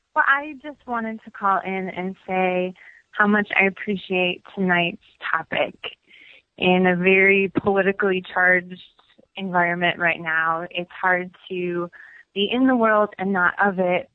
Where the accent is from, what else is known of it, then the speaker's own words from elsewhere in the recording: Milwaukee, Wisconsin, United States; I'm from Milwaukee, Wisconsin